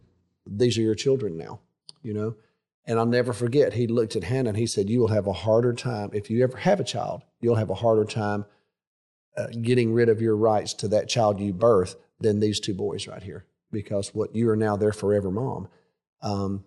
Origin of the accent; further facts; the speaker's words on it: Alabama, United States; growing up in Alabama